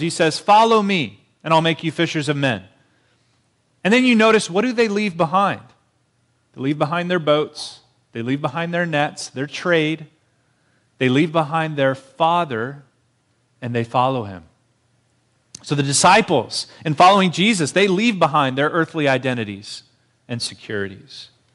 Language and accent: English; Marietta, United States; moved away as an adult; now in Fontana, United States; being in Marietta, my hometown, surrounded by family